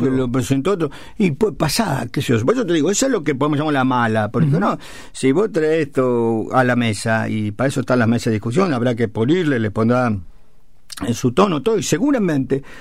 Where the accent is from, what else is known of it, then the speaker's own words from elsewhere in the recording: Chivilcoy, Buenos Aires Province, Argentina; mi pobre crianza en el barrio del Sanjón